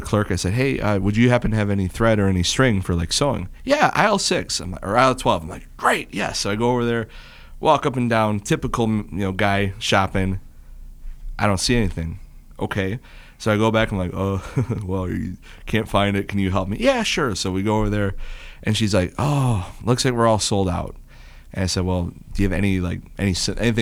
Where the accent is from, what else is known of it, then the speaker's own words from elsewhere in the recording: Roseville, United States; I grew up in Roseville